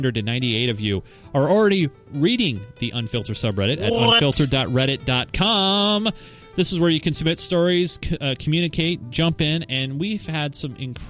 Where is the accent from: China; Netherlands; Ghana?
Netherlands; English is a second language; I'm from the Netherlands, as you could probably tell by my English.